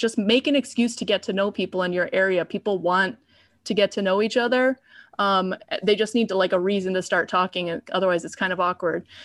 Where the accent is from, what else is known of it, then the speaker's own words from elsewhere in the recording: Chicago, Illinois, United States; I'm a city person, I'm from Chicago